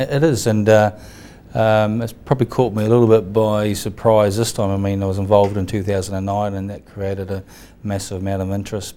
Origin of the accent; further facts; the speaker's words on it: New Zealand; myself as a Kiwi